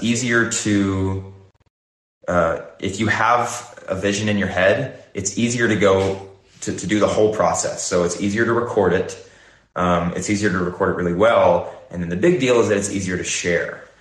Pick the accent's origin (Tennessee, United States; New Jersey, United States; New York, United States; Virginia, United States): Tennessee, United States; Nashville; now in Los Angeles, United States; I grew up in Nashville